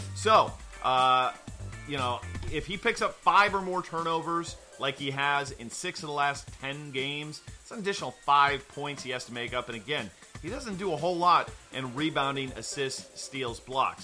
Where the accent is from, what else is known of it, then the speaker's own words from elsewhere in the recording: Florida, United States; my home state of uh, Florida